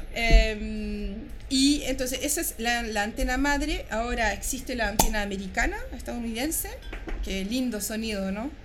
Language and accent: Spanish; France; moved away as an adult; now in Chile; yo, como se puede apreciar en mi acento, yo, nací y crecí afuera, en Francia, de padre chileno